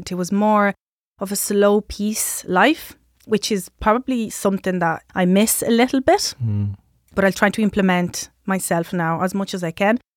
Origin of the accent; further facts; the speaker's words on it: Sardinia, Italy; English is a second language; So we had our Christmas